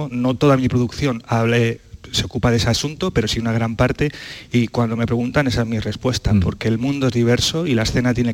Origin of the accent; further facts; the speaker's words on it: Vilches, Andalusia, Spain; a mi tierra, a esos paisajes hermosos de La Vega, en, Vilches, ese mar de olivos, ese pantano, ese paisaje absolutamente excepcional